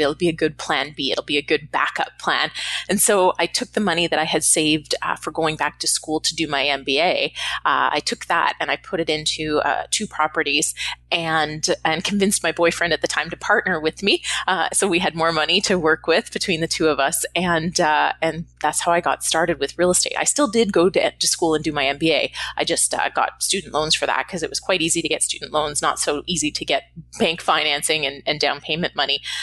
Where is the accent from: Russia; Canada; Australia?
Canada; moved away as an adult; now in Los Angeles, United States; I'm Canadian if I didn't mention that already originally. I live in Los Angeles now, but I'm Canadian